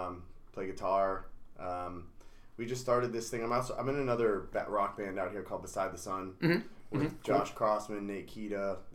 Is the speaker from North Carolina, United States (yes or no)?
no; South Florida, United States; also born or lived in Bronx, New York; now in Utica, United States; Well, I was born in the Bronx, but I was raised in Florida most of my life.